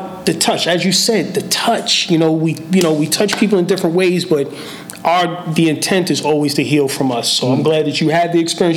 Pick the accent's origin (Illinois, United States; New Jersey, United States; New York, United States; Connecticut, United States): New York, United States; New York City; I'm from the Boogie Down